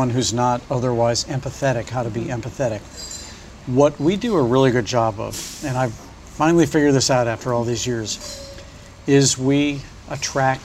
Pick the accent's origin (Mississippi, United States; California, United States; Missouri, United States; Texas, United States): Missouri, United States; St. Louis; moved away as an adult; now in New York, United States; when I grew up in St. Louis.